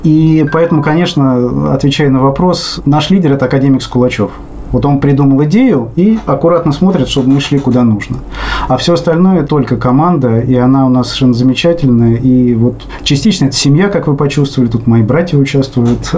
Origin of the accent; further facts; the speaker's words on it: Russia; accent: Russian; У меня ужасный русский акцент